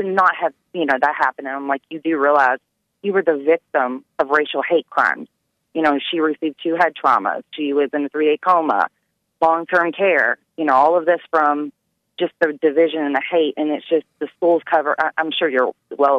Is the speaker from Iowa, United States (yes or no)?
no; Louisville, Kentucky, United States; we're from Louisville